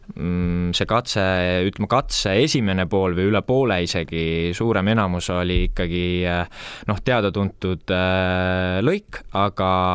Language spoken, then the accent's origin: Estonian; Tartu, Tartu County, Estonia; also born or lived in Otepää; olen siin ikkagi väga kohalik, et meil on maakodu, on nagu Otepääl ja noh, ise elan Tartus